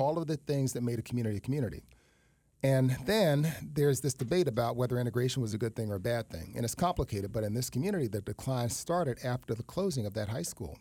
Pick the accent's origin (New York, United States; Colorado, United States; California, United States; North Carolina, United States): New York, United States; New York City; moved away as an adult; also born or lived in Tallahassee, Florida / Florida; now in West Palm Beach, United States; I was raised in East Harlem.